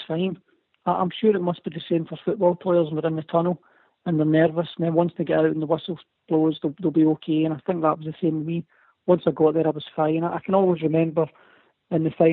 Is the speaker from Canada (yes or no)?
no; Scotland, United Kingdom; being Scottish